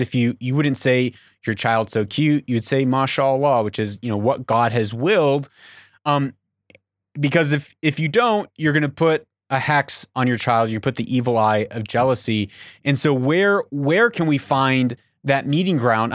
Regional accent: Papua New Guinea; moved away; I grew up in Papua New Guinea

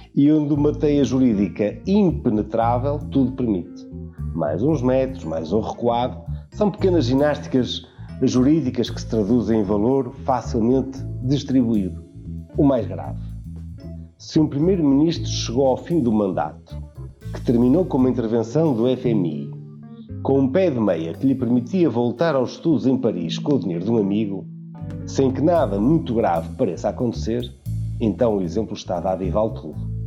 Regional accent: Portugal; Como português

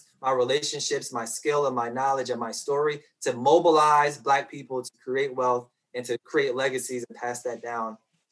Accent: Petersburg, Virginia, United States; a young Black boy growing up in Petersburg, Virginia

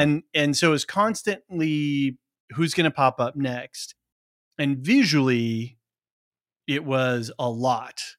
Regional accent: Portland, Oregon, United States; I grew up in Portland, Oregon

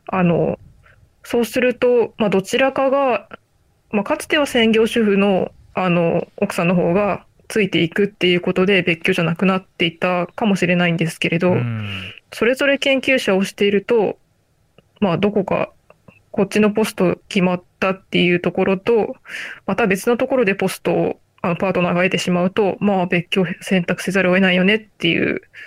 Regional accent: Aichi, Japan; あ私もあの愛知県出身なので、

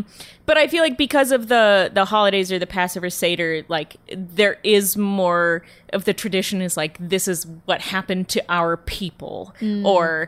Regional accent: Phoenix, Arizona, United States; Yeah, I'm from Phoenix. And then my grandparents lived in a retirement community called Sun City, which is just outside of Phoenix.

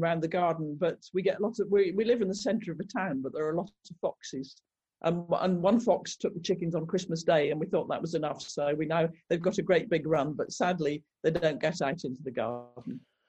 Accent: Scotland, United Kingdom; now in Leamington Spa, United Kingdom; I live in, as you said, I live in Leamington Spa, which is right in the heart of England, though I must admit I come from Scotland.

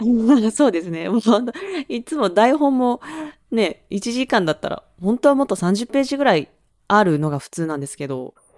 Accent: Awaji Island, Hyogo, Japan; moved away; 兵庫県の、あの、淡路島っていう島出身です

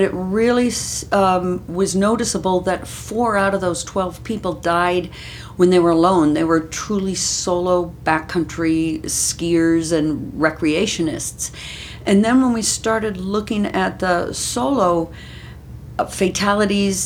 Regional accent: Maryland, United States; moved away as an adult; also born or lived in Oregon; now in Utah, United States; I grew up in Maryland

